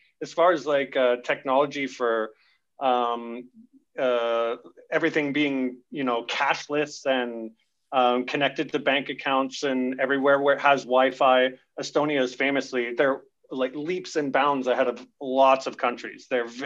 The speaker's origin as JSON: {"language": "English", "town": "Camrose", "region": "Alberta", "country": "Canada", "also_born_or_lived": "south of France", "moved": "yes", "lives_now": "Caux, France", "said": "I'm introduced from Alberta."}